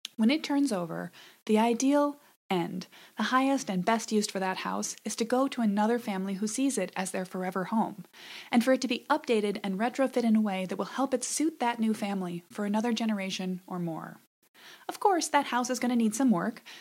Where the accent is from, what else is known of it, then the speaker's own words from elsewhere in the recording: Madison, Wisconsin, United States; moved away as an adult; also born or lived in Chicago; move back to Madison, Wisconsin, my hometown